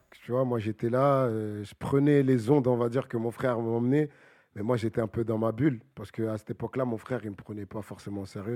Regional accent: Bagneux, Île-de-France, France; je viens de Bagneux

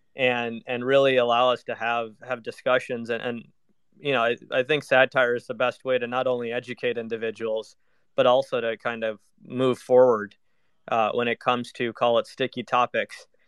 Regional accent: Minnesota, United States; moved away as an adult; also born or lived in New York / London; I grew up in Minnesota

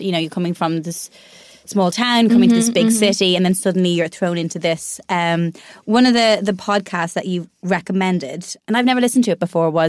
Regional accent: Ireland; because I'm Irish.

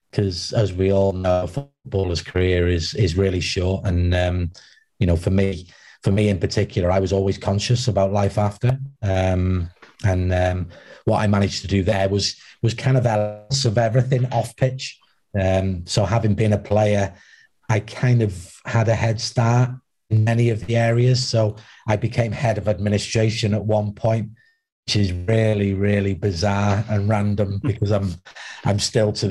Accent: Wales, United Kingdom; obviously, being Welsh was a big thing as well for me

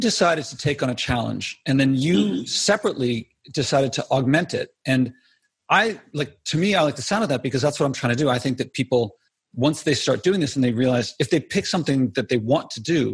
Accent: Philadelphia, Pennsylvania, United States; I grew up in Philadelphia, no prairies

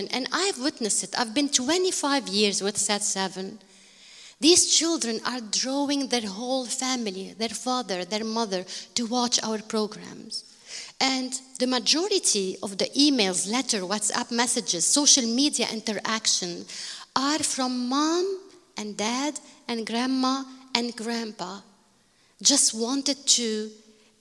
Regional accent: Bekaa, Beqaa, Lebanon; I am from Bekaa.

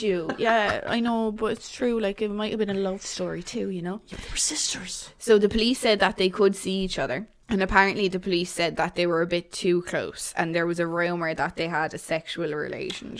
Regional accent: Waterford, Munster, Ireland; I'm from Waterford

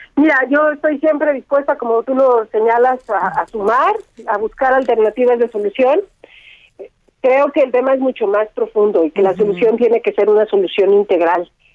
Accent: Ecatepec, State of Mexico, Mexico; yo crecí en Ecatepec

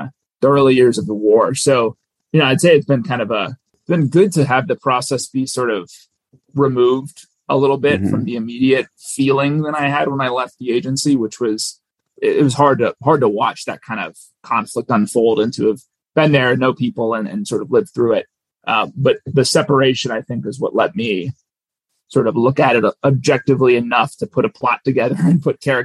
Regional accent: Minnesota, United States; we were both born and raised in Minnesota

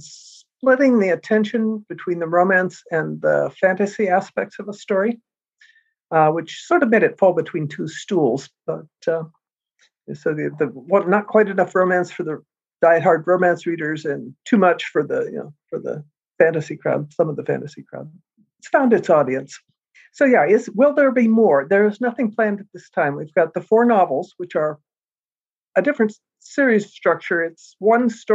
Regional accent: United States; I'm American

